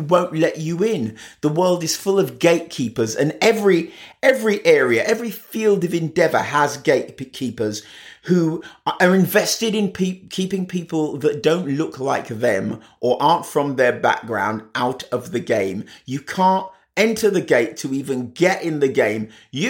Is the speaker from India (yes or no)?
no; Jamaica; moved away; new to a country, which mum was obviously because she immigrated from Jamaica, and I was because I immigrated from Jamaica